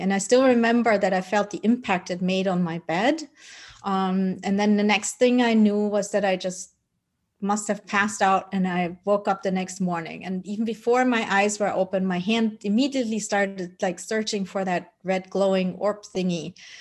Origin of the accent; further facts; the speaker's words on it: Germany; also born or lived in Colombia; I was adopted by my parents who are Dutch, and then I grew up in Germany.